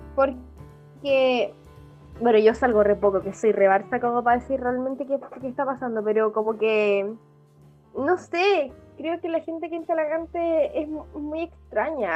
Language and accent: Spanish; Talagante, Santiago Metropolitan Region, Chile; Somos de Talagante